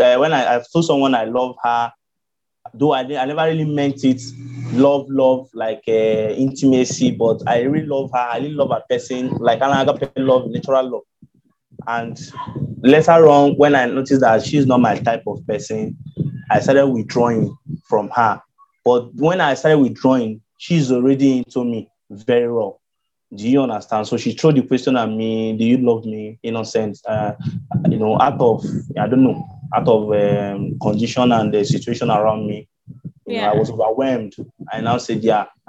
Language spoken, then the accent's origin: English; Lagos, Nigeria; I'm from Nigeria, Lagos State, Nigeria